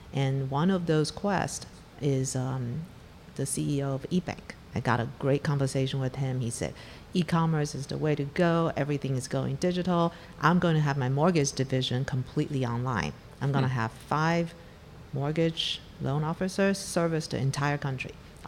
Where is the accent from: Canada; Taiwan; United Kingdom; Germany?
Taiwan; moved away as an adult; also born or lived in Africa; now in United States; Well, I'm from Taiwan. I grew up in Africa, went back to Taiwan, and then came to the U.S. for my graduate degree.